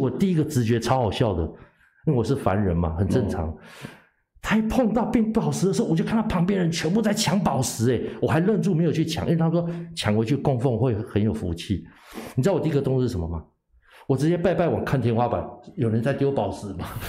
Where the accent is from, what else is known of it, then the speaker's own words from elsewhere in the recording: Thailand; 所以我们泰国人都会抢外抢外国人的